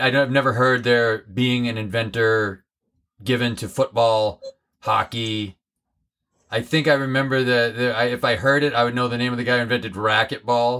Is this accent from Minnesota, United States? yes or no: no; Holyoke, Massachusetts, United States; my hometown of Holyoke, Massachusetts.